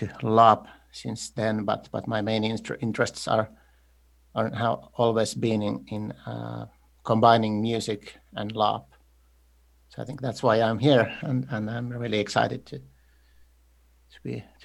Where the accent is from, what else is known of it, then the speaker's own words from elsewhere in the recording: Turku, Southwest Finland, Finland; I'm from Turku, Finland